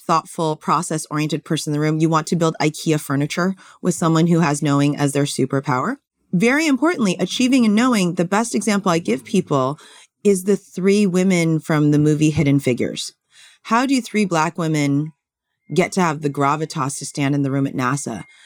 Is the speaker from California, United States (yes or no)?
yes; California, United States; I grew up in California